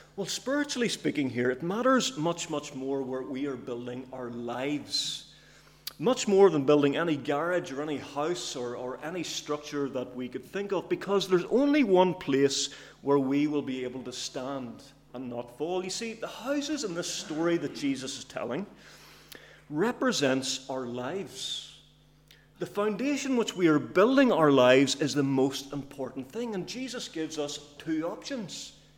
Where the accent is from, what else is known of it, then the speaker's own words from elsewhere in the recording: Cookstown, Northern Ireland, United Kingdom; I'm from Cookstown, by the way, in case you're wondering. Uh, it's not a local accent. It's from from up north